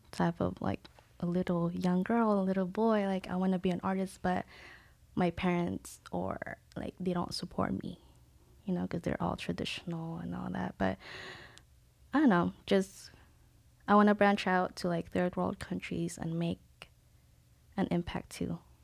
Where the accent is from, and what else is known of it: Philippines; born or raised there; now in San Diego, United States